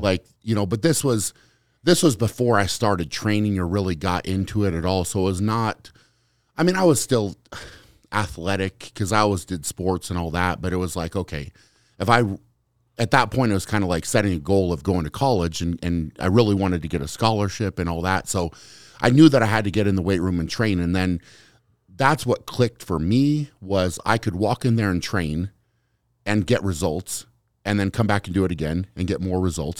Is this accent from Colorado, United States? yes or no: yes; Fort Lupton, Colorado, United States; I grew up in Fort Lupton was the name of the town